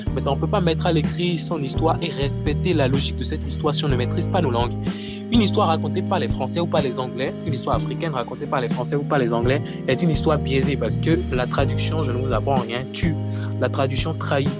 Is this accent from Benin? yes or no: yes; Akassato, Atlantique, Benin; je suis originaire d'Akasato, dans le Bénin